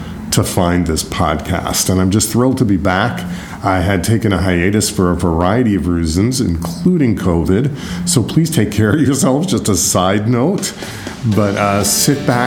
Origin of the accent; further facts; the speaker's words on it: New York, United States; also born or lived in Philadelphia; I'm from New York